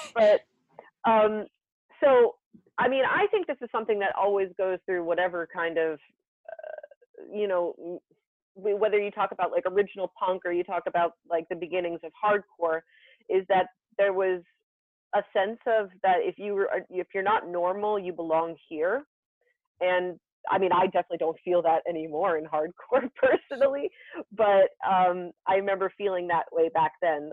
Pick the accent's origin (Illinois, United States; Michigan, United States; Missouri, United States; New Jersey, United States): New Jersey, United States; Somerville; my hometown of Somerville, New Jersey